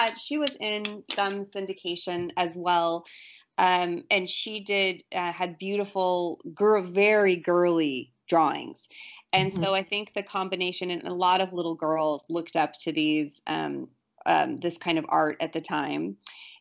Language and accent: English; California, United States; I'm from California